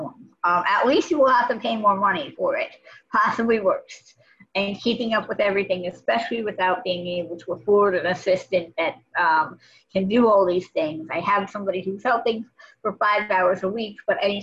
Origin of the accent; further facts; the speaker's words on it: Los Angeles, California, United States; moved away as an adult; now in Massachusetts, United States; I grew up in Los Angeles and eventually came over to Massachusetts for college and law school